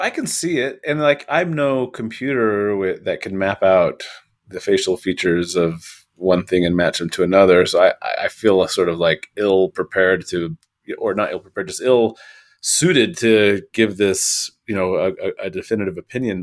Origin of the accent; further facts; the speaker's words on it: Western Washington, United States; now in Idaho Falls, United States; I grew up in Western Washington